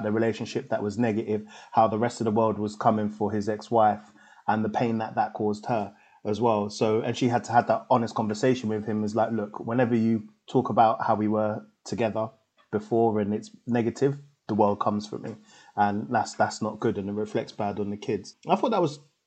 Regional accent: London, United Kingdom; I grew up in Tottenham.

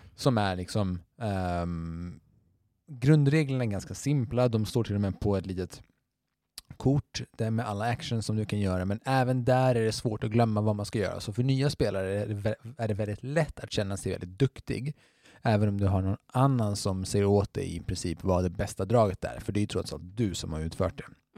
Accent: Skåne, Sweden; vi i Skåne

